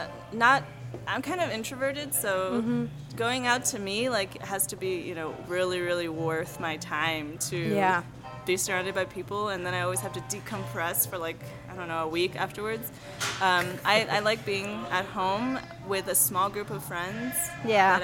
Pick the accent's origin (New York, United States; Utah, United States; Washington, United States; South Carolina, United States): New York, United States; New York City; moved away as an adult; also born or lived in China / Durham, North Carolina / Tokyo, Japan; now in El Paso, United States; I'm Chinese. I was born in China, and then I went to New York City when I was 8.5.